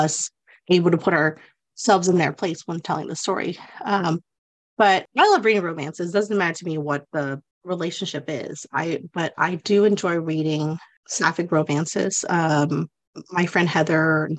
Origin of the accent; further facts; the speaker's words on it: the South, United States; growing up in the South